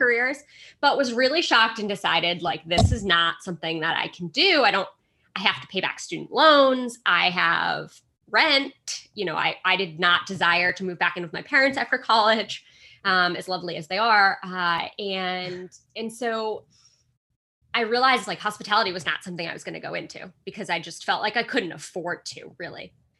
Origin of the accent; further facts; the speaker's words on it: Boston, Massachusetts, United States; So I grew up in the Boston area, so suburbs of Boston, went to college about 20 minutes away from home